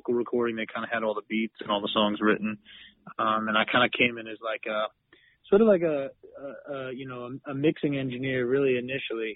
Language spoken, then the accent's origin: English; Western Massachusetts, United States; also born or lived in New York City; now in Boston, United States; But I grew up in Western Mass